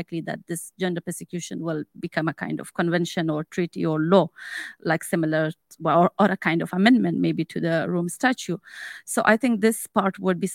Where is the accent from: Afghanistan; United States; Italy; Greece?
Afghanistan; moved away; I'm also from Afghanistan